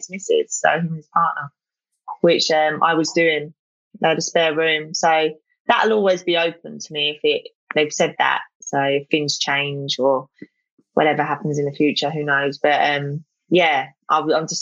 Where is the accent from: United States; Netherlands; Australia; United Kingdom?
United Kingdom; London; So I come under London, so like Southeast London